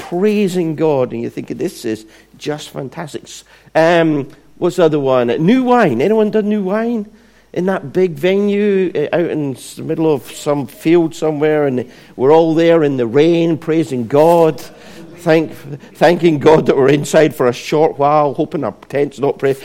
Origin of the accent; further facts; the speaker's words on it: Scotland, United Kingdom; where I was brought up in Scotland